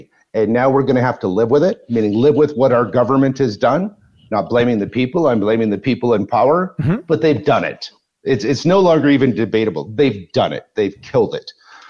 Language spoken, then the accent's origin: English; Wisconsin, United States; I grew up in Wisconsin, which is a farm community